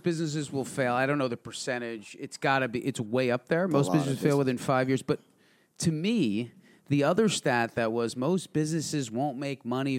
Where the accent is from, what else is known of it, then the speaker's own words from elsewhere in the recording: Milltown, New Jersey, United States; I grew up in Milltown.